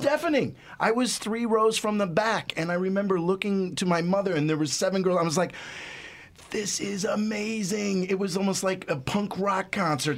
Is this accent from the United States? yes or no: yes; Ohio, United States; when I was a kid growing up in Ohio